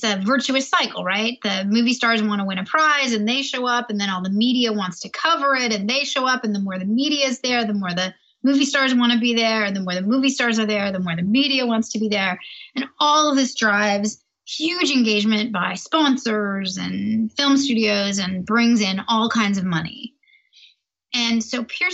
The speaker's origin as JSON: {"language": "English", "town": "Toronto", "region": "Ontario", "country": "Canada", "said": "I'm Canadian from Toronto"}